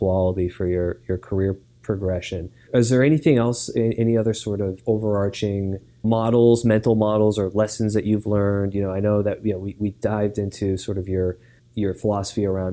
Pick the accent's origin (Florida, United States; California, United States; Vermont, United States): Vermont, United States; growing up in Vermont